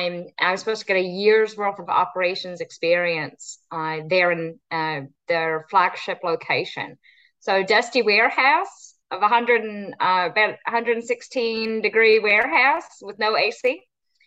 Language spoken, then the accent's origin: English; Texas, United States; now in United Kingdom; all kind of around Texas. And so I claim Texas is home, but nobody ever believes that when they hear my accent.